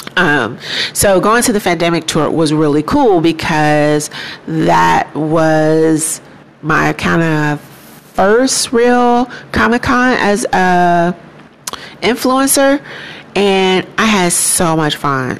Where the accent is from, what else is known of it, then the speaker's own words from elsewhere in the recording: Chicago, Illinois, United States; now in Houston, United States; being from Chicago, um, there's this great sense of pride that we as black people have